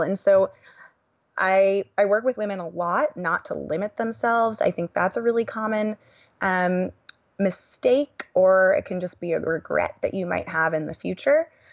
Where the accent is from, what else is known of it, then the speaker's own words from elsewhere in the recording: Silicon Valley, California, United States; born and raised in California